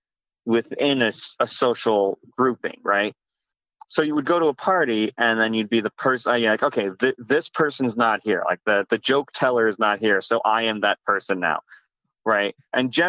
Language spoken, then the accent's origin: English; Arizona, United States; also born or lived in New York; I grew up mostly in Arizona, and I've been here for like almost 30 years now, and I'm only 35